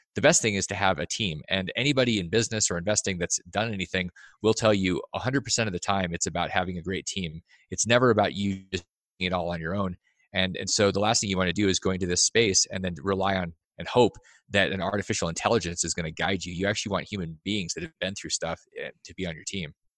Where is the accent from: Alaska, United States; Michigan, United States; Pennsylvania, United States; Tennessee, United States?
Alaska, United States; I grew up in Alaska